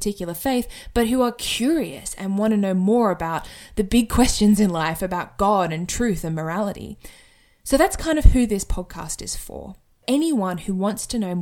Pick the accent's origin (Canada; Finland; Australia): Australia; Sydney, New South Wales; moved away as an adult; now in Brisbane, Australia; I currently live in Brisbane in Australia, although I am originally from Sydney.